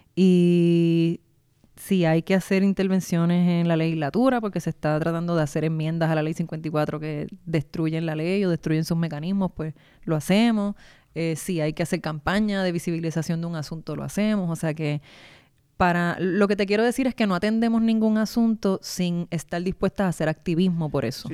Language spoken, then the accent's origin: Spanish; Guaynabo, Puerto Rico; Yo soy de Guaynabo